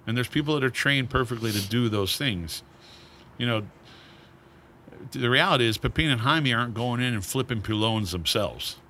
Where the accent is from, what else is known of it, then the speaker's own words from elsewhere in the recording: Maine, United States; moved away; my hometown of Maine, eh, you know, home state of Maine